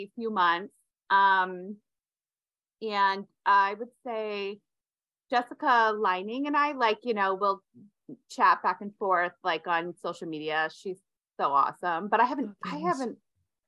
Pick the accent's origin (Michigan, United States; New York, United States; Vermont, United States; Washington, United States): Vermont, United States; moved away as an adult; also born or lived in Utah / Las Vegas; I grew up in Vermont